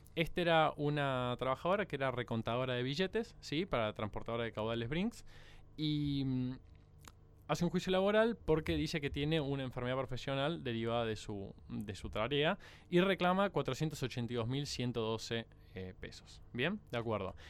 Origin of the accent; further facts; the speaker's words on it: Córdoba, Argentina; hay dos cordobeses en la mesa. … y yo somos